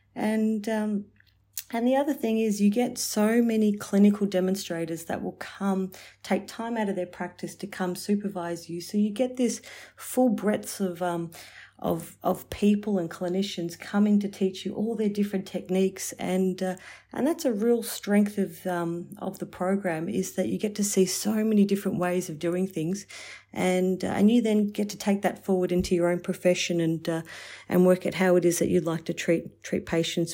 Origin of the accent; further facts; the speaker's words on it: Warragul, Victoria, Australia; also born or lived in Melbourne; going back to my hometown of, um, of Warragul and working there for three years